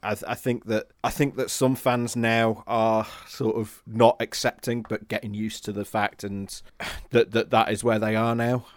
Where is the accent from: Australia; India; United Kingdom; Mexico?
United Kingdom; Warrington, North West England; moved away as an adult; also born or lived in Leeds; now in Normanton, United Kingdom; I'm from Warrington originally. I came to Leeds from, uh, for, for uni